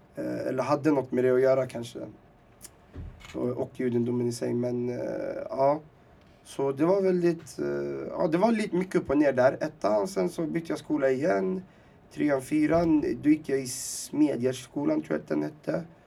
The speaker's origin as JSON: {"language": "Swedish", "country": "Sweden", "tie": "born or raised there", "also_born_or_lived": "Timsamane, Rif Mountains, Morocco", "said": "jag var fyra år, uh, skulle fylla fem. Så jag fyllde fem i Sverige"}